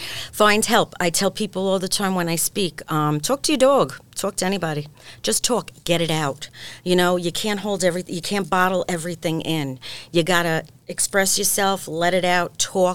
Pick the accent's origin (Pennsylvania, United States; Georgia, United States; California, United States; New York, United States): New York, United States; Brooklyn; I was born on 72nd between 12th and 13th.